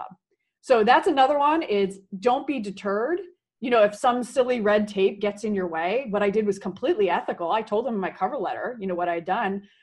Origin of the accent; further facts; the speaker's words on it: Silicon Valley, California, United States; moved away as an adult; I grew up in Silicon Valley, wanted to come back